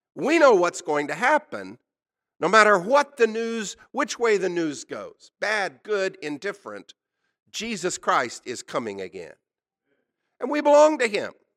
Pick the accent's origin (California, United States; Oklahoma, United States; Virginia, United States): Oklahoma, United States; I was born in Oklahoma. This is my native state